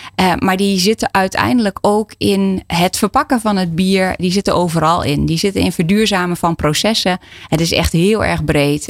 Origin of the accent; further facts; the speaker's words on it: Enschede, Overijssel, Netherlands; ik ben al geboren en getogen in Enschede